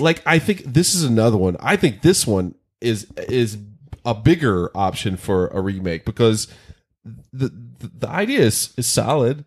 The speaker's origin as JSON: {"language": "English", "region": "North Carolina", "country": "United States", "tie": "born or raised there", "said": "near where I grew up in North Carolina"}